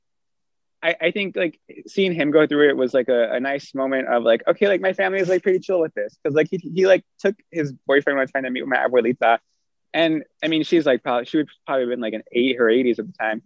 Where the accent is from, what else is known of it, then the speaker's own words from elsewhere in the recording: Southern California, United States; I am really grateful I grew up in SoCal